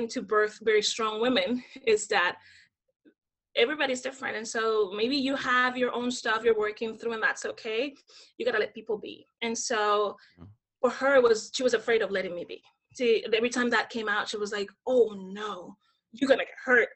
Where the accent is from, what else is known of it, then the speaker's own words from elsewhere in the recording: Dominican Republic; moved away; I grew up in the Dominican Republic, born and raised.